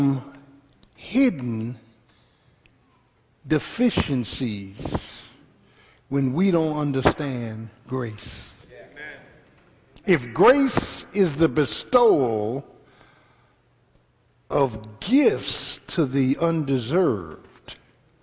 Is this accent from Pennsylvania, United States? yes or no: yes; Philadelphia, Pennsylvania, United States; my first 17 years was in South Philly